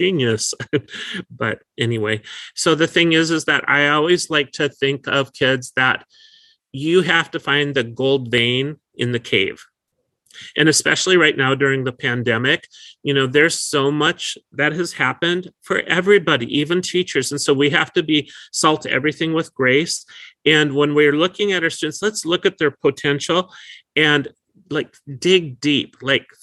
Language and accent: English; North Dakota, United States; now in California, United States; I was an at-risk learner when I grew up in North Dakota